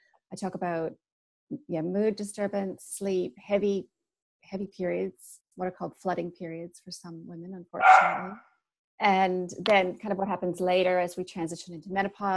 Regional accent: Canada; moved away as an adult; also born or lived in Sydney, Australia; now in New Zealand; I'm from Canada

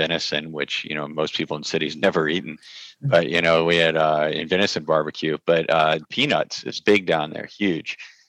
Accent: Virginia, United States; also born or lived in Franklin, Virginia; Yeah, well, I grew up all throughout Virginia, rural part. So small towns, we didn't have any. We had two traffic lights in the one I grew up in, and then we graduated to a bowling alley in Franklin, Virginia. So it was small town America at its best.

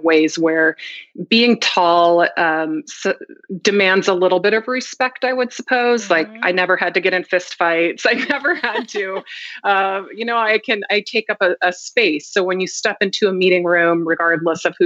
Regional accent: Idaho, United States; moved away as an adult; also born or lived in Virginia; I was going from Idaho to Virginia.

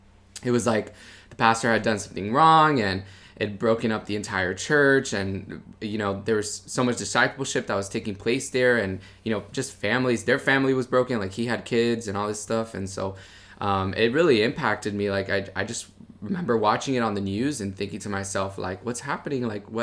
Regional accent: Miami, Florida, United States; I grew up in Miami, Florida. My parents, they're from Cuba, so they, I'm a first generation American

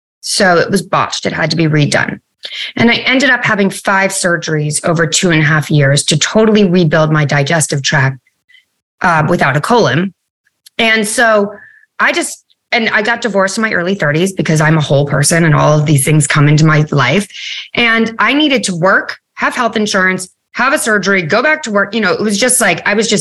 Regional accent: United States; also born or lived in New York City; I grew up right outside of New York

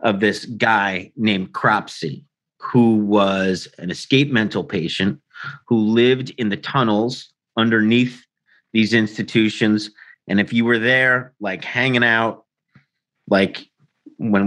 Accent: New York City, New York, United States; I grew up in Staten Island, New York in the 80s

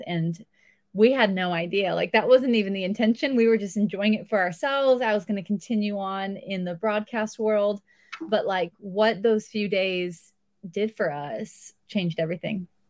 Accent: outside Los Angeles, Southern California, United States; moved away as an adult; also born or lived in San Diego, California; now in Tennessee, United States; I grew up about thirty-five minutes outside of L

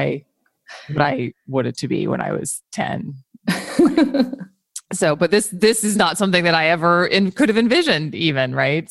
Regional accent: United States; as an American

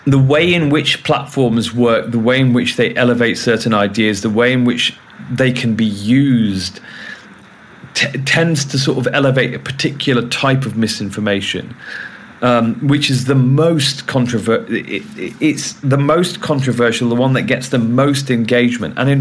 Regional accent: United Kingdom; I'm British

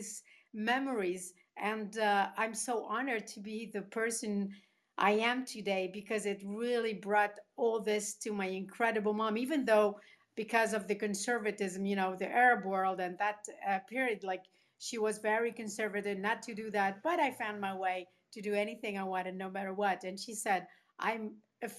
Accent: Tunisia; moved away; also born or lived in Spain; I grew up in Tunisia and Spain myself. So my mother is Tunisian.

